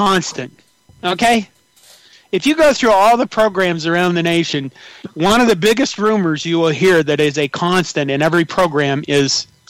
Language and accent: English; Curtis, Nebraska, United States; moved away; I went back to my hometown, and I was sitting at a bar, one of my hometown bars in Curtis